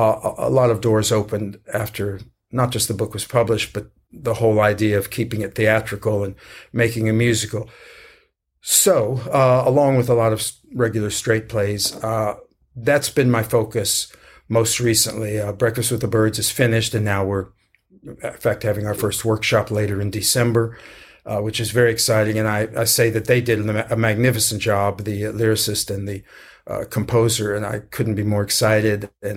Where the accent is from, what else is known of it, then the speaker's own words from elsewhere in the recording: San Antonio, Texas, United States; You know, I grew up in San Antonio and, you know, did a lot of work there.